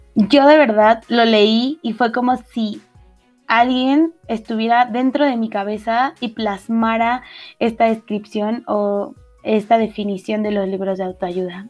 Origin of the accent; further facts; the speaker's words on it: northern Mexico, Mexico; accent: norteña; de repente se me sale como la norteña